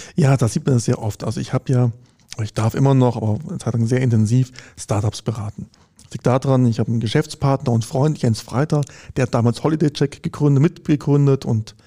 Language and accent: German; Konstanz, Baden-Württemberg, Germany; Ich komme ich aus Konstanz, da gibt es halt eine Uni am Ort